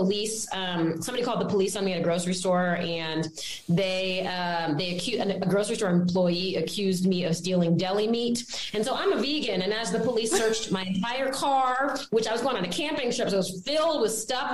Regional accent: Washington, District of Columbia, United States; I grew up in Washington, D.C.

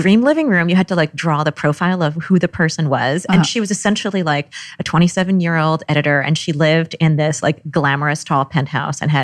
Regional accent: Trenton, New Jersey, United States; also born or lived in New York City; In the suburbs of Trenton, New Jersey.

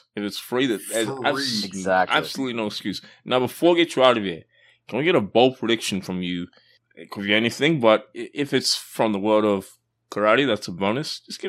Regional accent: Australia; I grew up in Australia

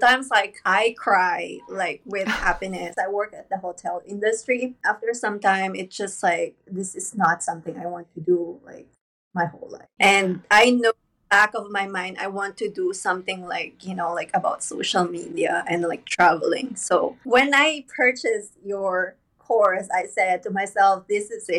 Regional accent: Philippines; moved away as an adult; now in Virginia, United States; I'm from the Philippines as well

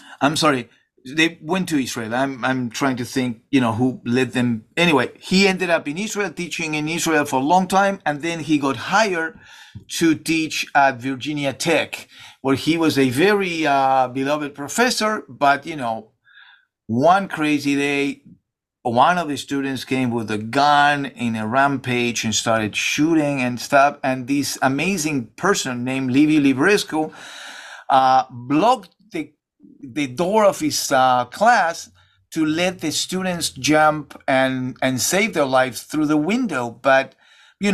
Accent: Argentina; moved away; I'm from Argentina

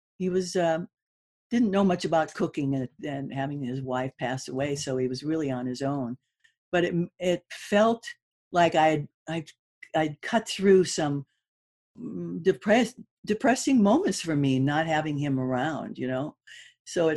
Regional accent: Malibu, California, United States; also born or lived in Hollywood, California; I was born in Hollywood, for goodness sakes. Mm. And then I grew up in Malibu.

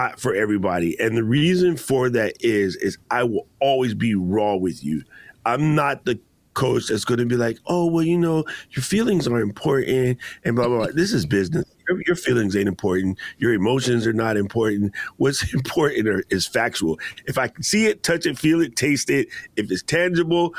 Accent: Hawaii, United States; we're both from Hawaii

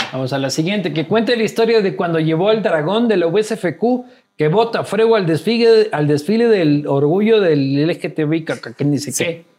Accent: Loja, Ecuador; soy de Loja, hermano, soy casi, del Perú

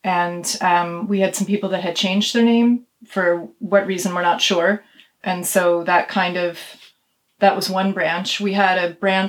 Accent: United States; as an American

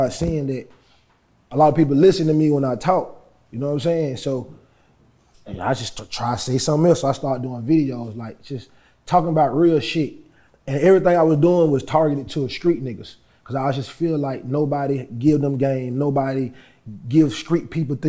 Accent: Atlanta, Georgia, United States

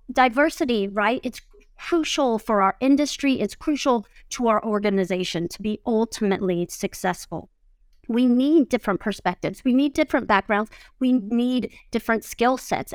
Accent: Georgia, United States; I'm from Georgia

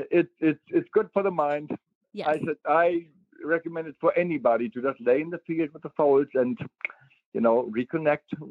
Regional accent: Germany; moved away; So I grew up in Germany at the PSI auction

